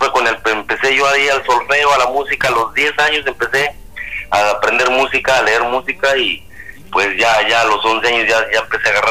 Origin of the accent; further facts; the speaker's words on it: Chalchihuites, Zacatecas, Mexico; en la provincia por ahí de la, de, de, México, el estado se llama, el, estado de Zacatecas. El pueblito, mi pueblito se llama Chalchihuites.